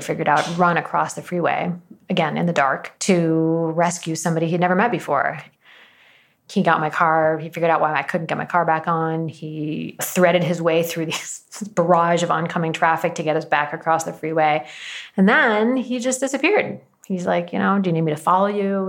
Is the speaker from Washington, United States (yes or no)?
yes; Washington, United States; born or raised there